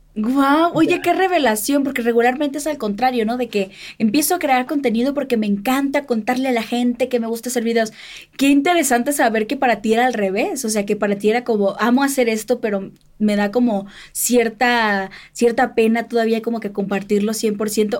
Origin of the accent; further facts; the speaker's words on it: Sinaloa, Mexico; que soy de Sinaloa